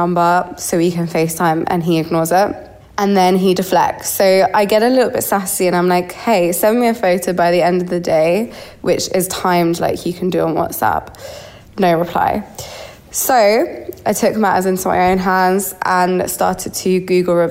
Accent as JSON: {"language": "English", "region": "London", "country": "United Kingdom", "said": "As you may have already guessed from the accent, I'm from London."}